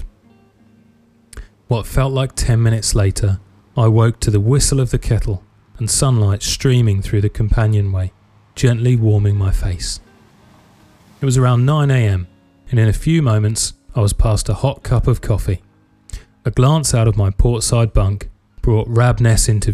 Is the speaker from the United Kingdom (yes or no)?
yes; England, United Kingdom; I'm an English sailor on the east coast of the UK